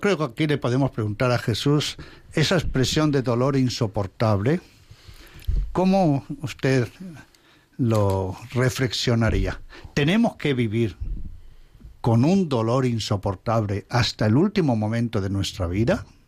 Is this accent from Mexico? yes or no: no; Alba de Tormes, Castile and León, Spain; moved away; mi pueblo, la villa ducal de Alba de Tormes